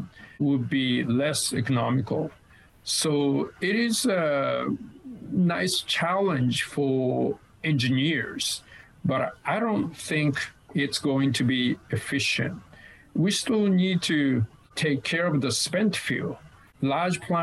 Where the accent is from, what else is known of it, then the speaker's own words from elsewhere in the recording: Kanagawa, Japan; my team in my hometown, Shonan Belmare